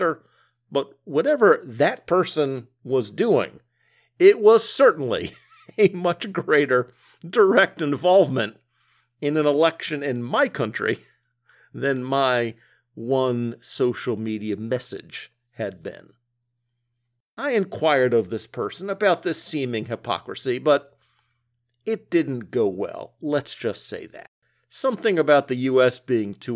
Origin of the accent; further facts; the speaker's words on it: United States; as an American